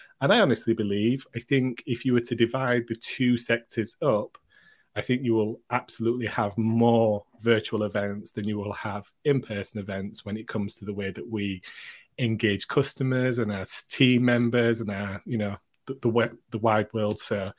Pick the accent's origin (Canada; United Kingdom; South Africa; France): United Kingdom; Ooh, and as a Brit, that's a great answer.